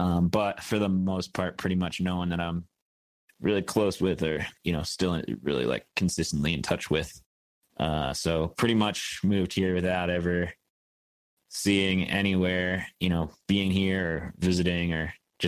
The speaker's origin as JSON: {"language": "English", "area": "Westchester County", "region": "outside New York City", "country": "United States", "tie": "born or raised there", "also_born_or_lived": "Syracuse, New York", "moved": "as an adult", "lives_now": "Bozeman, United States", "said": "I grew up outside of New York City in Westchester County"}